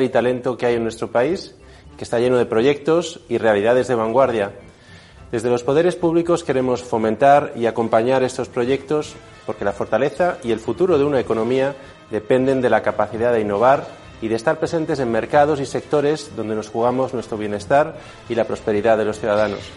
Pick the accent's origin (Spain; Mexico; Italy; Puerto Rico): Spain; como españoles